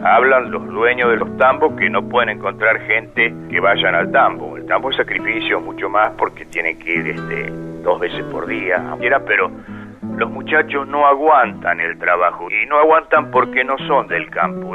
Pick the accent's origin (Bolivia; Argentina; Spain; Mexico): Argentina; El Tejar, Buenos Aires Province; born or raised there